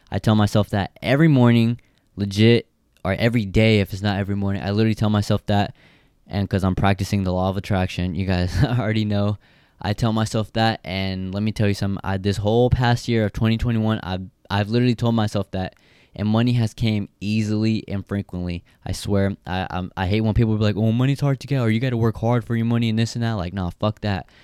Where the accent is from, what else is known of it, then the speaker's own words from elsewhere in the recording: Stockton, California, United States; the area I grew up, uh, grew up in, you know, it's the fucking ghetto. I'm from Stockton